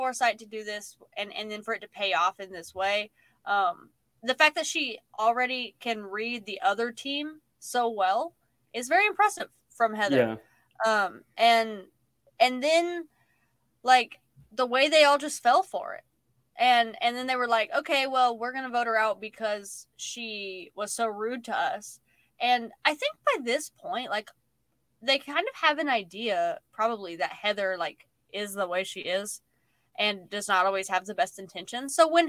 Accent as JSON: {"language": "English", "country": "United States", "said": "History of Canada, which there is could have used because we're American."}